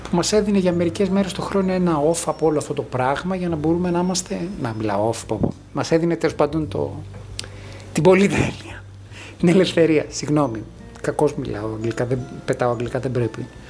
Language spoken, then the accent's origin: Greek; Greece; μεγαλώνοντας στην Ελλάδα του 1990